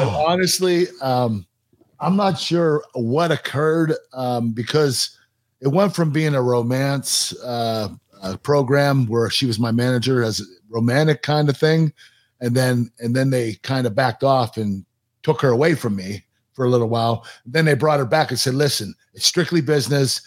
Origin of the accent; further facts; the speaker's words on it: Pittsburgh, Pennsylvania, United States; in Pittsburgh, in my hometown